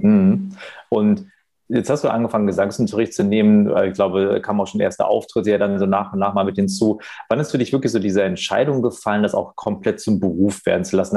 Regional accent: Wuppertal, North Rhine-Westphalia, Germany; in meiner Geburtsstadt in Wuppertal

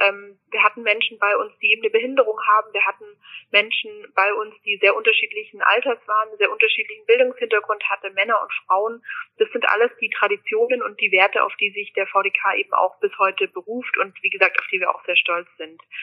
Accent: Germany; am Fuße der Alpen aufzuwachsen. Meine Eltern wohnen am wunderschönen Bodensee

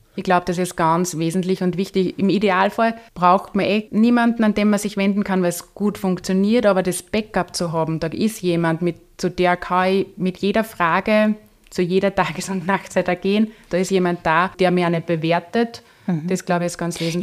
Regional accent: Upper Austria, Austria; ich, wohne in dem Ort, wo ich aufgewachsen bin.

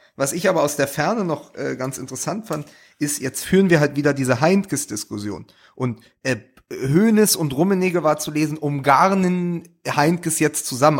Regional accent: Berlin, Germany; ich auch als Berliner

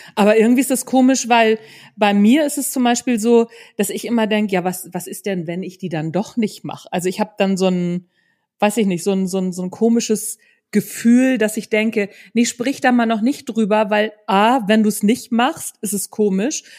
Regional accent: Northern Germany, Germany; Also ich komme ja aus Norddeutschland

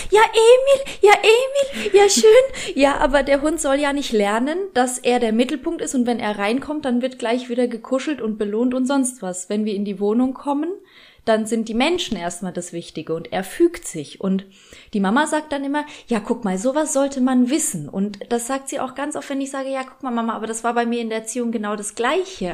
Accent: Germany; obwohl ich in Deutschland schon groß geworden bin

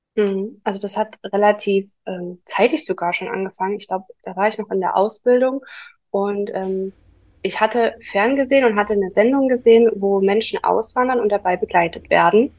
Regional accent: near Dresden, Saxony, Germany; ich komme aus der Nähe von Dresden. Hier wohne ich

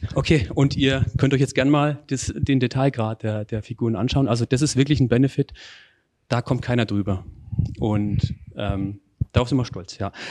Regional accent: Northern Bavaria, Germany; meinen Beitrag für die lokale Wirtschaft dann in, in meiner Heimat

